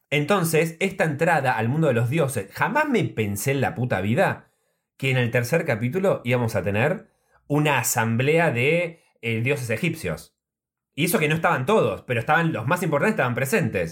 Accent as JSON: {"language": "Spanish", "town": "Trenque Lauquen", "region": "Buenos Aires Province", "country": "Argentina", "tie": "born or raised there", "moved": "yes", "said": "Trenquelauquen, que es donde yo nací y que tengo un montón de familia"}